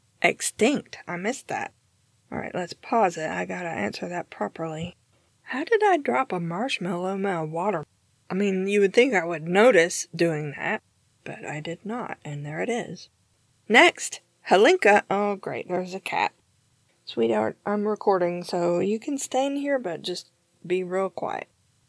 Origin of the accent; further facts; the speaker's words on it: Tennessee, United States; also born or lived in Georgia, United States; Yes, I am Southern, although I don't have much of an accent. I was born in Georgia, and I grew up in East Tennessee, where I live now.